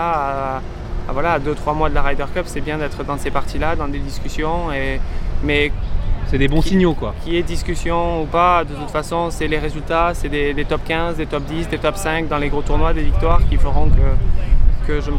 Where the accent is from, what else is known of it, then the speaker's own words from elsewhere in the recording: France; je vais faire le maximum pour me, pour en tant que Français.